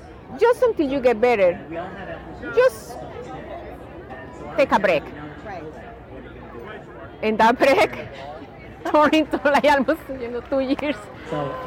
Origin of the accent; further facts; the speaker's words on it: Colombia; now in United States; I'm originally from Colombia